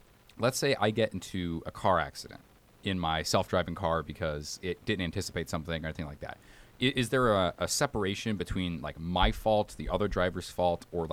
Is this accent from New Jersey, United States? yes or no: no; Alabama, United States; I'm from Alabama, and we don't drive like maniacs